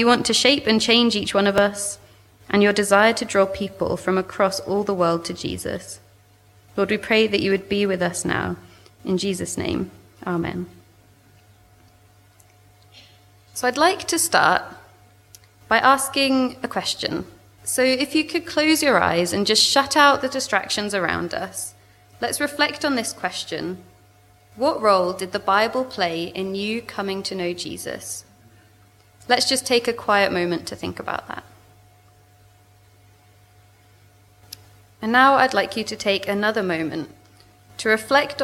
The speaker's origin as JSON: {"language": "English", "region": "South East England", "country": "United Kingdom", "tie": "born or raised there", "moved": "as an adult", "lives_now": "Swansea, United Kingdom", "said": "You can probably tell from my accent, I'm originally from southeast England. I grew up near London."}